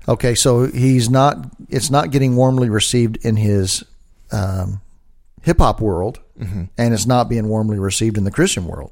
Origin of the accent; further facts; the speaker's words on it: Dallas, Texas, United States; I'm from Dallas, and we have a school in Dallas